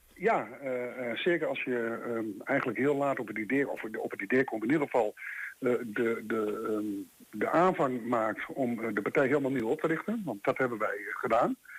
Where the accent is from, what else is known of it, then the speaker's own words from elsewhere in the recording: Netherlands; wij zijn Nederlanders